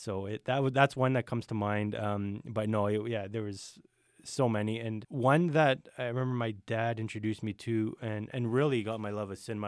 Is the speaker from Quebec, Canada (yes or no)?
no; Thunder Bay, Ontario, Canada; born and raised in Thunder Bay.